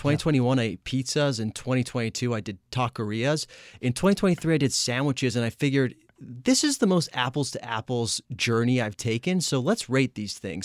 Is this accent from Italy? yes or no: yes; Italy; now in Los Angeles, United States; I am from Italy